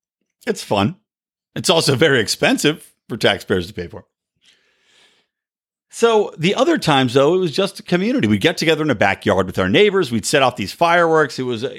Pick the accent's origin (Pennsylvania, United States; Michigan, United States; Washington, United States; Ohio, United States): Pennsylvania, United States; Yardley; now in Los Angeles, United States; Because, of course, I'm not from LA. I grew up in outside of Philadelphia in a place called Yardley, Morrisville. It was right between Yardley, Pennsylvania and Morrisville, Pennsylvania.